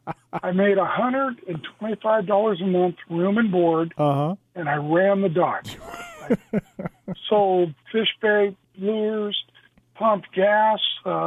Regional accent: Santee, California, United States; my friends and people in San Diego that I've grown up

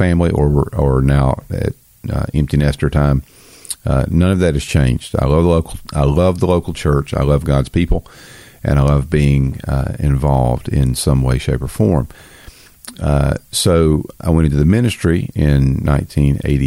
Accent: the South, United States; I'm from the South.

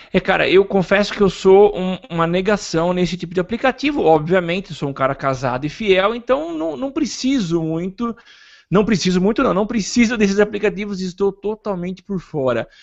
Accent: Brazil

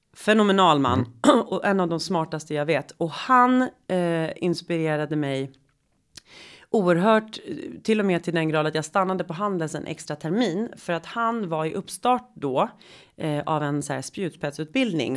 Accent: Sweden; jag växte upp i medelklassförort i Sverige på 80-talet.

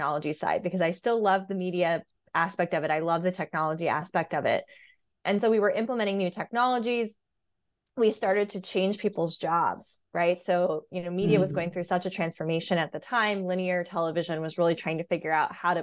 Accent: Virginia, United States; moved away as an adult; also born or lived in New York; now in Brooklyn, United States; I was born and raised in Virginia

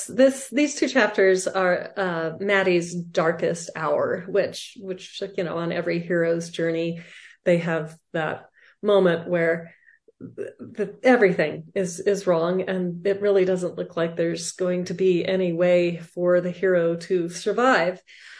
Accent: Arizona, United States; The thing about growing up in Arizona, it's very dry here.

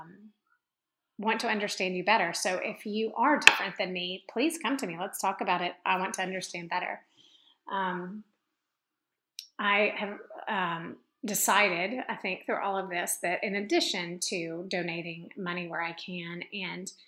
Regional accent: Memphis, Tennessee, United States; where I grew up in Memphis, Tennessee

